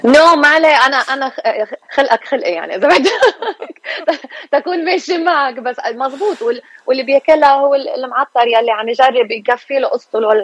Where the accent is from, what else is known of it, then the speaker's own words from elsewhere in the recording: California, United States; also born or lived in Lebanon; أنا اكشلي خلقانة وربيانة هون سو so, خلقانة بكاليفورنيا وربيانة هون